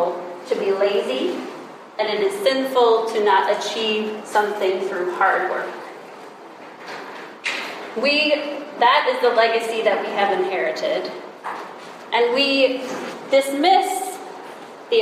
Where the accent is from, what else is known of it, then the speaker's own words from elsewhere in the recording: United States; We are Americans